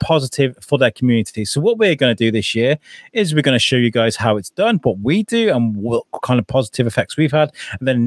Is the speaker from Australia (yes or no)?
no; Wrexham, Wales, United Kingdom; the town I grew up in North Wales, in Wrexham